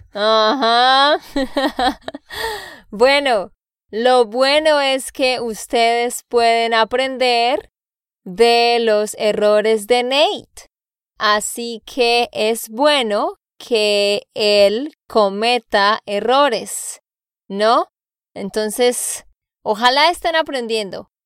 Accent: Santander, Colombia; de Santander, Colombia

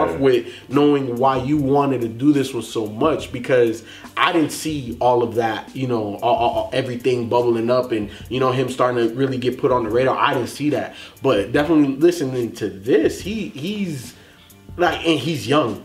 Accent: Chicago, Illinois, United States; I was born in Chicago

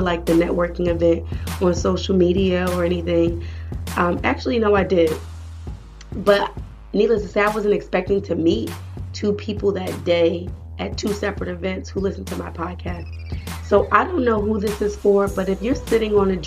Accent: New Jersey, United States; my home state, New Jersey

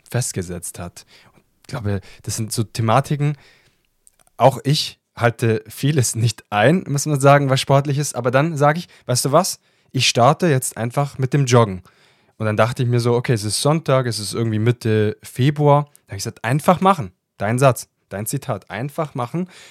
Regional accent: Italy; ich als Italiener

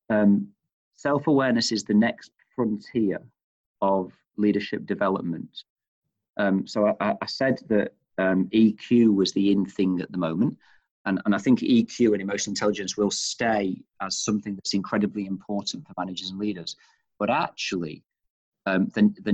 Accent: Manchester, North West England, United Kingdom; moved away as an adult; now in Australia; you can tell from my accent, of course, and I've mentioned I'm from Manchester

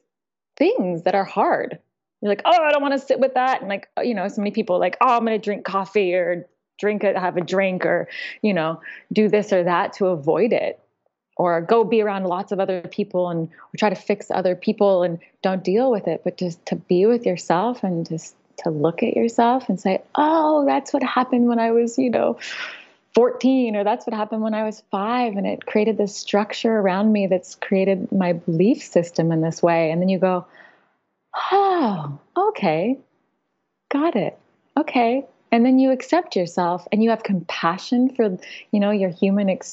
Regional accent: Napa, California, United States; moved away; also born or lived in New York City, United States; I grew up in Napa, in the Napa Valley

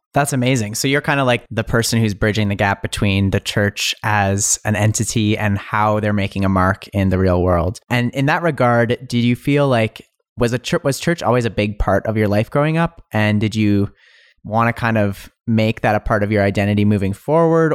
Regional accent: Alberta, Canada; I grew up here in Alberta, Canada.

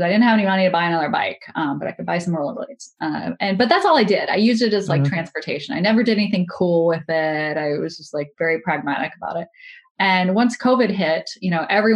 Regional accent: Louisiana, United States; I'm from Louisiana

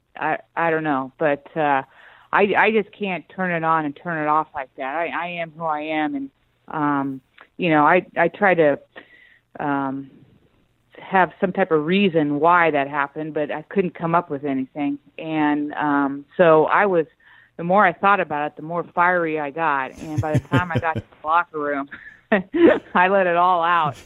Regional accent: Northern California, United States; I was born and raised in Northern California

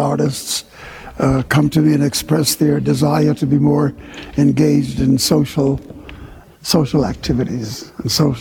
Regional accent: New York, United States; also born or lived in Jamaica; I was born in Harlem

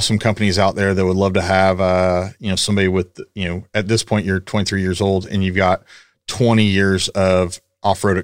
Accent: Paola, Kansas, United States; moved away as an adult; now in Houston, United States; I'm from Kansas. I'm from the same hometown as Miles

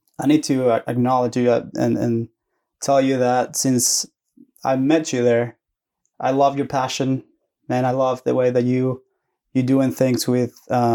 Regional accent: Antofagasta, Chile; English is a second language; moved away as an adult; also born or lived in Santiago, Chile; now in Oklahoma, United States; I was born in Antofagasta, which is a small town north Chile. Mm-hmm. And when I was 12 years old, I moved to Santiago. So my family's in Santiago.

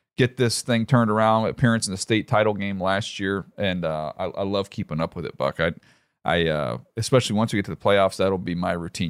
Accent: Fort Wayne, Indiana, United States; I was born in Fort Wayne, Indiana.

